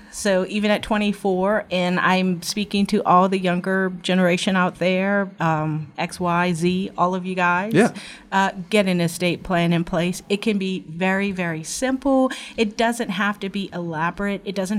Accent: New Orleans, Louisiana, United States; I am from New Orleans originally and graduated from LSU Paul M. Hebert Law Center and worked at Southeast Louisiana Legal Services for 12 years in New Orleans doing poverty law.

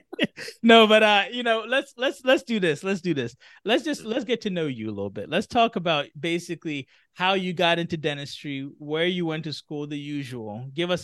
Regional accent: Philadelphia, Pennsylvania, United States; I grew up in the Philly area

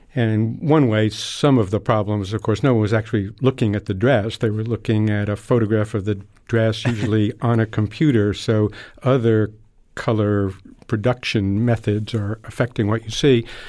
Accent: New York, United States; I grew up in New York

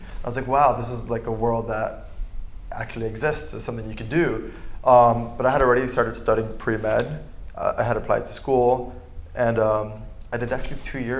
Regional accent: Miami, Florida, United States; moved away; growing up in Miami

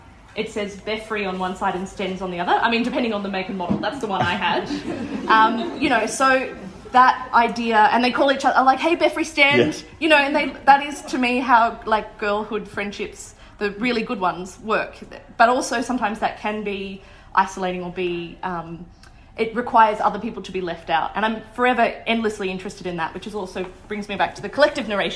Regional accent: a small town near Wagga Wagga, New South Wales, Australia; I'm from a small town near Wagga Wagga

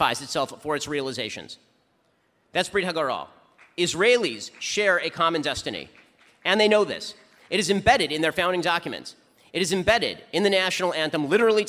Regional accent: United States; my home country of the United States

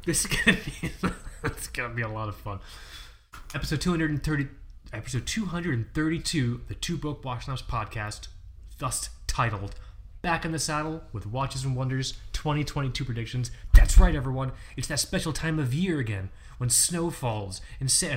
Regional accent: Fort Lauderdale, Florida, United States; I'm from Fort Lauderdale, I'm from the east coast of Florida

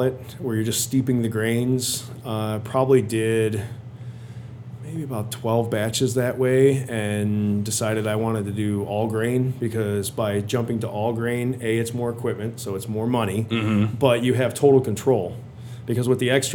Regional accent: Illinois, United States; I grew up in Illinois, so I was out of Illinois

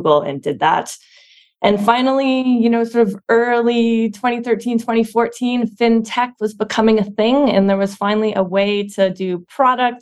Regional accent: Ottawa, Ontario, Canada; now in San Francisco, United States; I'm from Ottawa, Canada originally

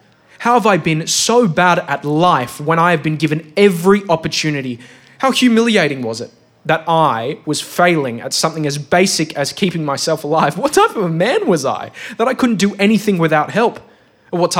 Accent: Australia; I'm an Australian man of Greek origin.

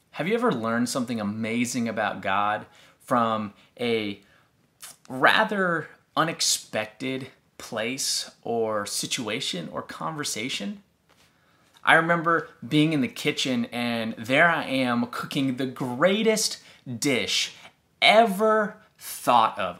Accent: Texas, United States; growing up in Texas

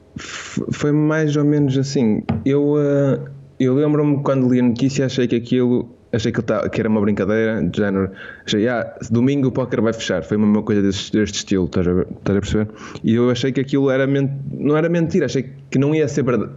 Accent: Portugal; eu sou de Portugal

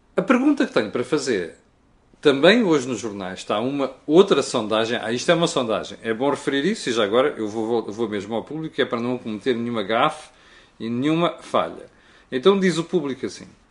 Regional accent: Portugal

